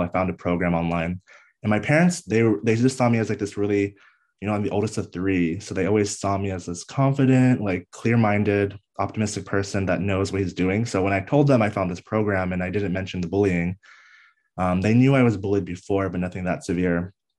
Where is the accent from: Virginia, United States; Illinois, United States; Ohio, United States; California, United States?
Virginia, United States; DC area, Northern; I grew up on the East Coast of the United States in Northern Virginia, D C area, uh, born and raised there